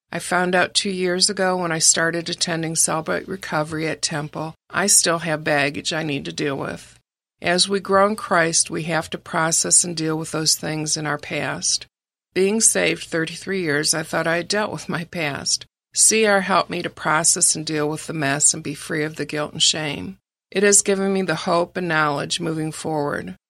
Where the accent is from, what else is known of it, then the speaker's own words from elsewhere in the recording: Ferndale, Michigan, United States; I was raised in Ferndale, Michigan, which is a suburb of Detroit